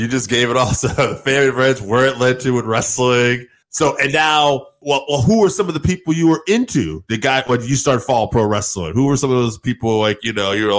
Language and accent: English; Connecticut, United States; I'm from Connecticut as well.